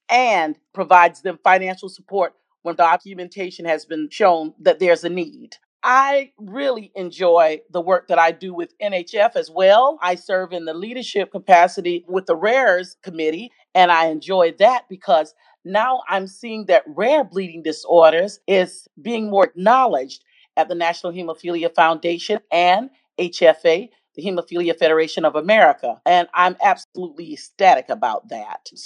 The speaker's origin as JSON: {"language": "English", "region": "South Carolina", "country": "United States", "tie": "born or raised there", "said": "I first want to give you just a little background about me and where I'm from. I was born and reared in the Pee Dee and the low country of South Carolina."}